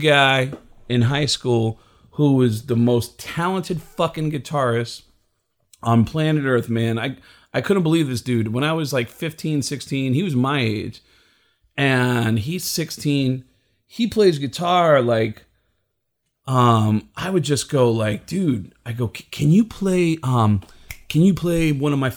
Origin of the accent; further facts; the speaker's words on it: Tucson, Arizona, United States; also born or lived in New York; I'm originally from New York, but all my formative years were here in Tucson.